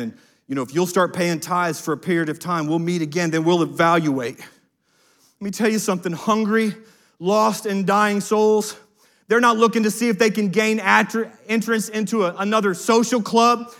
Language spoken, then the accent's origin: English; United States; as an American